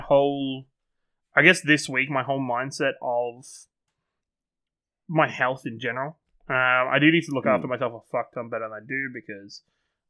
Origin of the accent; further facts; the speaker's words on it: England, United Kingdom; I'm English.